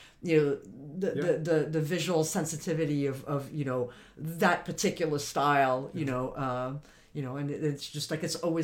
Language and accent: English; France; moved away; I grew up in France